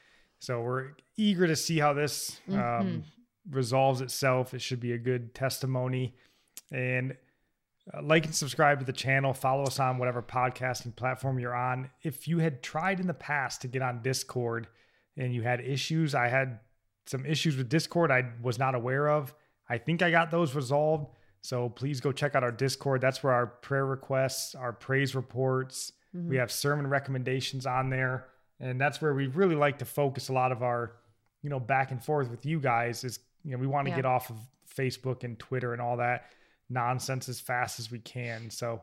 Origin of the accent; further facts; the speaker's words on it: Michigan, United States; I'm from Michigan